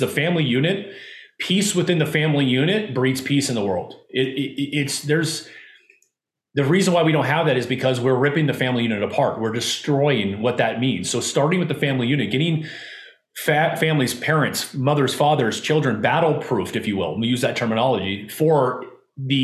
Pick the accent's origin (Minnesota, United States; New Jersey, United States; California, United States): California, United States; Southern; I grew up in Southern California.